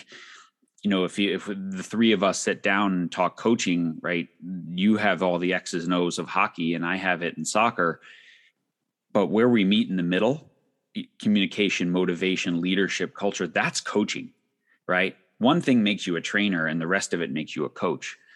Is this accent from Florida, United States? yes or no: no; Long Island, New York, United States; I grew up on Long Island in the 80s